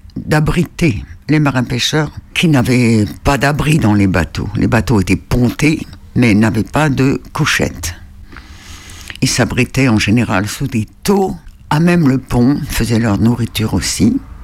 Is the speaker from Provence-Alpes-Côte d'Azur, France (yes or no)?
no; Île-de-Sein, Brittany, France; moved away; je suis originaire de l'île de Saint et je suis à depuis 89